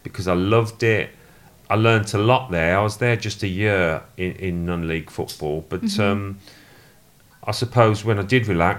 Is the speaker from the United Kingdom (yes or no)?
yes; Birmingham, West Midlands, United Kingdom; I was brought up in Birmingham